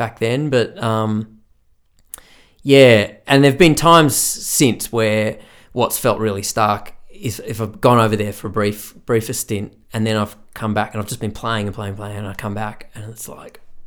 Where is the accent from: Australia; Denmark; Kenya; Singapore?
Australia; also born or lived in Ireland; an Aussie who played Irish music